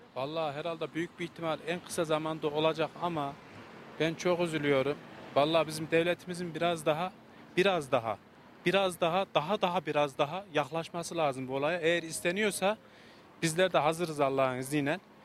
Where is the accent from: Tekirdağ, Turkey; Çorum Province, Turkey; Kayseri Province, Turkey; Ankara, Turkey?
Kayseri Province, Turkey; Bir Kayserili olarak yani yerli olarak her zaman varız